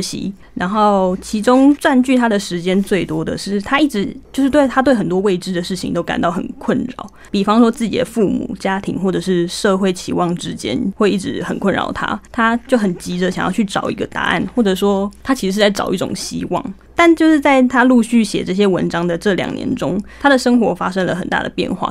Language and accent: Chinese; Taiwan; 我们台湾人